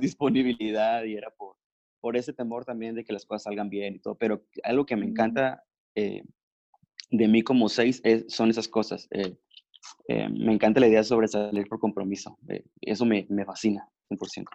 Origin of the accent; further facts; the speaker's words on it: Ensenada, Baja California, Mexico; now in Mexicali, Mexico; actualmente vivimos en Mexicali, pero soy originario de Ensenada, California